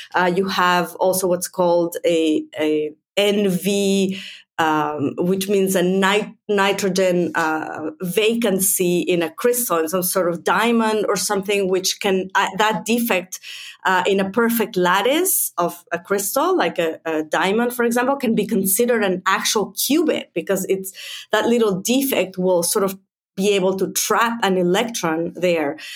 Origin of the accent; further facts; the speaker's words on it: Mexico; also born or lived in United States; now in Finland; I'm originally from Mexico